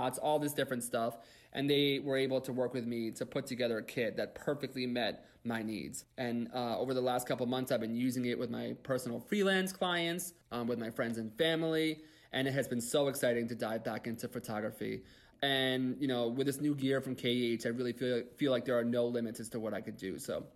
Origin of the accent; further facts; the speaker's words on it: United States; we're from the New York, New Jersey kind of border area